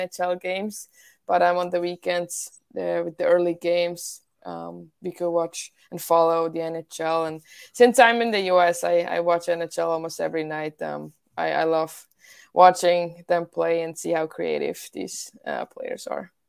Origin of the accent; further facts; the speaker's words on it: Winterthur, Zurich, Switzerland; English is a second language; now in United States; I joined my home club team, Ehatse Winterthur